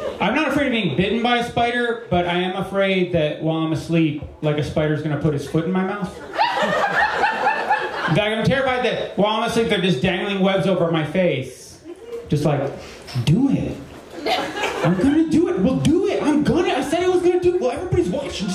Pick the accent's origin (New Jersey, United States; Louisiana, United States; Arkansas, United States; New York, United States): New Jersey, United States; moved away; I'm from New Jersey originally, not from the South